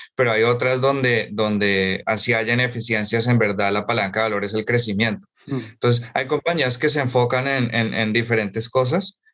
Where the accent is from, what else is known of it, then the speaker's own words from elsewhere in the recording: Bogotá, Colombia; moved away as an adult; also born or lived in United States / New York; yo soy eh, colombiano de Bogotá